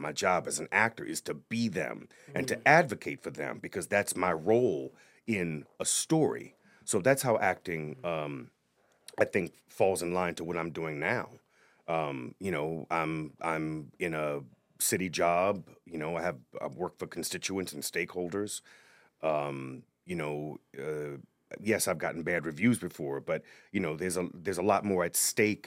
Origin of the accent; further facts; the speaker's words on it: New Orleans, Louisiana, United States; moved away as an adult; also born or lived in Notre Dame, Indiana; now in Providence, United States; i am from New Orleans originally, yeah. born and raised